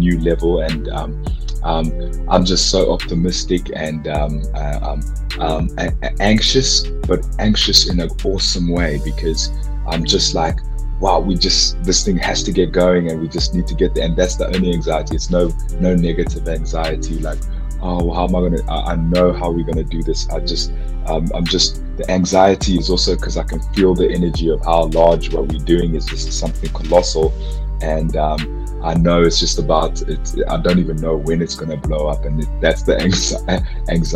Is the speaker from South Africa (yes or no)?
yes; Soweto, Gauteng, South Africa; my hometown. We need to have people shutting down Vilakazi Street in Soweto